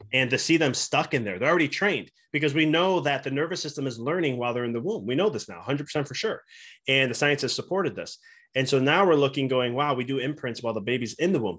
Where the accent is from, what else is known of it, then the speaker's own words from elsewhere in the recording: Chicago, Illinois, United States; moved away as an adult; now in Knoxville, United States; We're from Chicago originally, and we moved to Knoxville, Tennessee.